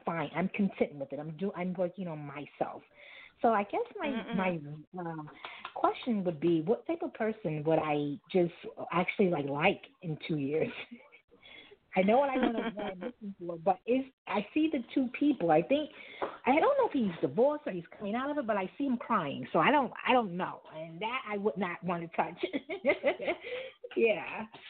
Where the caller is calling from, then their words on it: New York City, New York, United States; This is …. I'm calling from New York City.